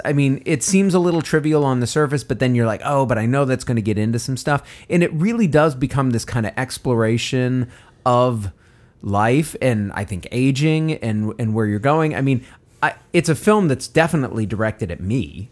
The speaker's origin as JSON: {"language": "English", "country": "United States", "said": "an American"}